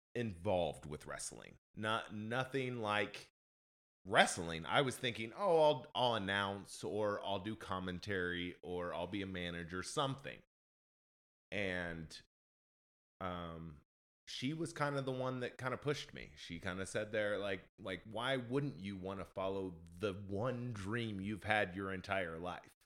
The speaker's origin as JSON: {"language": "English", "region": "Indiana", "country": "United States", "moved": "yes", "lives_now": "Nashville, United States", "said": "I'm originally from Indiana, and there's not really a big scene up there"}